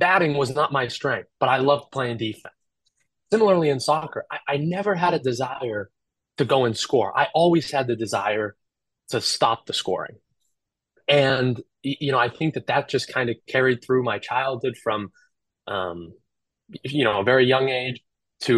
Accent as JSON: {"language": "English", "region": "Colorado", "country": "United States", "tie": "born or raised there", "moved": "as an adult", "lives_now": "Omaha, United States", "said": "He actually was my goalkeeper coach when I was growing up in Colorado"}